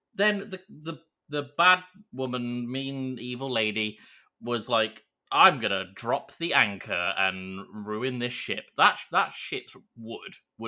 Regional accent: United Kingdom; We're British

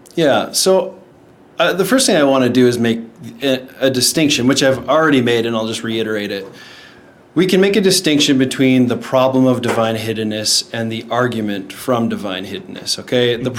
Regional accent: Shaunavon, Saskatchewan, Canada; moved away as an adult; now in Texas, United States; I'm originally from Saskatchewan, Canada. It's a little small town called Shaunavon.

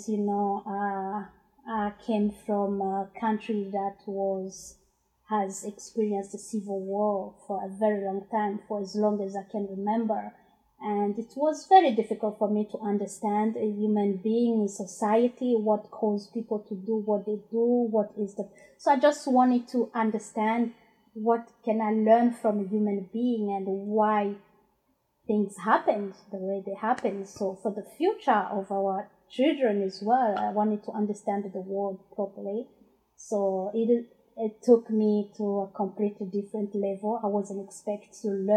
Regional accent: Burundi; first language Kirundi; English is a second language; also born or lived in Democratic Republic of the Congo / London; now in Glasgow, United Kingdom; I'm originally from Burundi, and yeah, I've been in Glasgow for almost 17 years

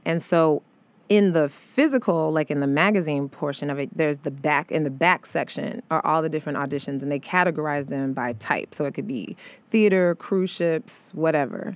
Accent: St. Louis, Missouri, United States; moved away as an adult; also born or lived in Chicago; now in New York, United States; I'm from Saint Louis, but I was then living in Chicago

